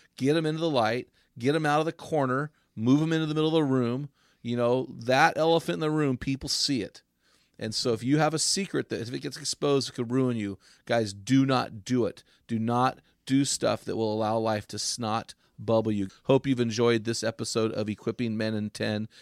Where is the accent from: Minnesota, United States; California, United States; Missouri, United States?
Missouri, United States; St. Louis; we grew up in Saint Louis